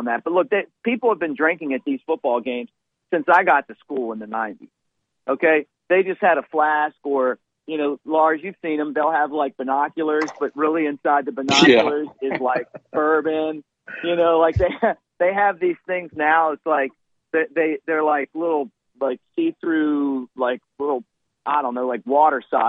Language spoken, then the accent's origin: English; Baltimore, Maryland, United States; we grew up in Baltimore.